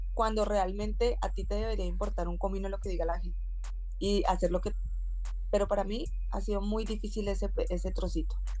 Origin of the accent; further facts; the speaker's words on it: Colombia; now in Valencia, Spain; como buena colombiana